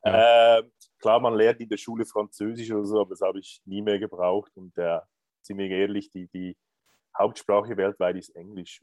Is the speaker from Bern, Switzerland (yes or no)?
no; Lucerne, Switzerland; also born or lived in Greece; komme aus Luzern, aus der Zentralschweiz